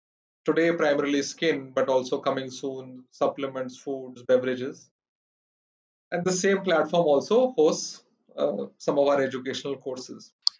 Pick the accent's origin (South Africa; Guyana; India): India; Delhi; also born or lived in Netherlands / Malaysia; I was born and brought up in Delhi, went to Columbus here, then went to College of Business Studies, studied finance.